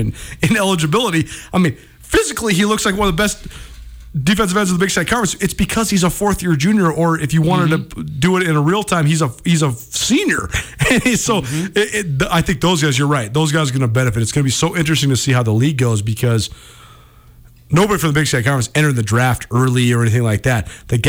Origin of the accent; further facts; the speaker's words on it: Missoula, Montana, United States; I'm from Missoula, and I went to school in Missoula